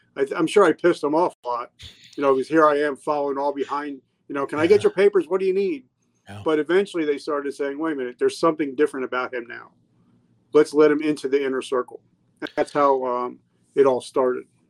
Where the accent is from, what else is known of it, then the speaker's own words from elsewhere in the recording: New Jersey, United States; I grew up in New Jersey